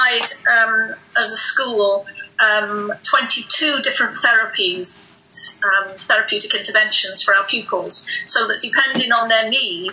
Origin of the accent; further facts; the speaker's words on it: North Wales, United Kingdom; I'm from North Wales.